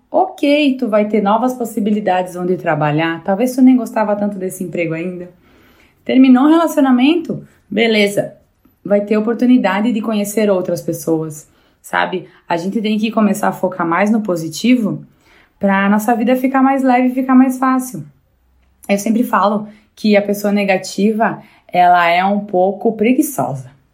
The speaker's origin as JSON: {"language": "Portuguese", "town": "Bento Gonçalves", "region": "Rio Grande do Sul", "country": "Brazil", "tie": "born or raised there", "said": "Eu sou gaúcha, aqui da cidade de Bento Gonçalves"}